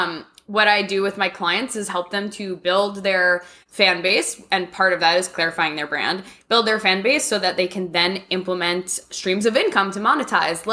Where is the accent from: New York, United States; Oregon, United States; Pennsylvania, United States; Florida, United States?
New York, United States; moved away as an adult; now in Nashville, United States; I grew up in New York